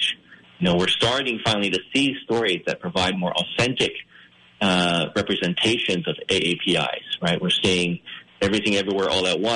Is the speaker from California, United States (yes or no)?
no; Baltimore, Maryland, United States; I'm really from Baltimore